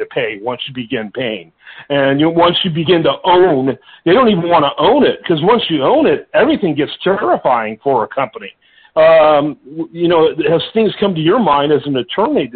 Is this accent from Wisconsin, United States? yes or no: no; Michigan, United States; I grew up in Michigan